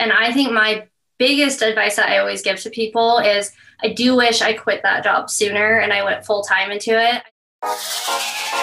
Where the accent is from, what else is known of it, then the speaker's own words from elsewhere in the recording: Meridian, Idaho, United States; also born or lived in Boise, Idaho; I wasn't born here, so I can't say I'm a native, but I've been here since I was three. So I literally don't remember anything else. Yeah, but I grew up in Meridian, Idaho, so right next to Boise.